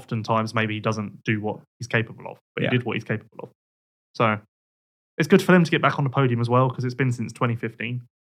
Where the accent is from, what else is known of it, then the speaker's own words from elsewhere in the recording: United Kingdom; We being Team GB, I guess I can say that because I'm British.